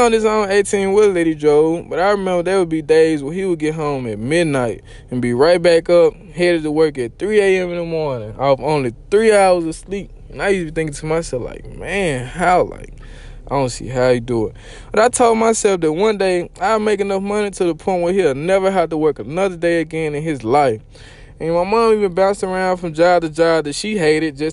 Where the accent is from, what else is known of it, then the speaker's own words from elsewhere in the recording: Mississippi, United States; I'm country. You could probably tell. I'm from Mississippi